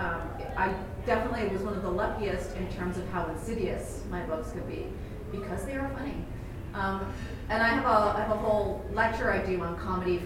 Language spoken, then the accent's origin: English; San Francisco, California, United States; also born or lived in United Kingdom; I grew up in San Francisco and I'm queer